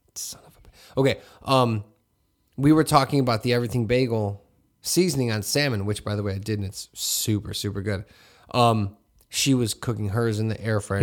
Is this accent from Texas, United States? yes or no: no; Hammond, Indiana, United States; growing up in Hessville, I just wore whatever was out